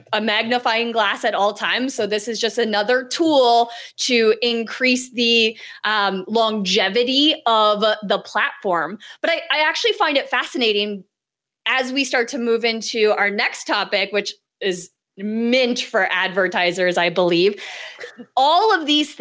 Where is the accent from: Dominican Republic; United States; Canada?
Canada; I'm Canadian